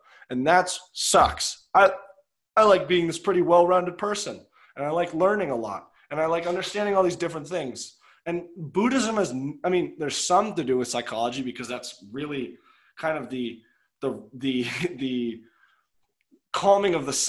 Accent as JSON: {"language": "English", "town": "Chevy Chase", "region": "Maryland", "country": "United States", "said": "I'm from Chevy Chase. I am 6'4\"."}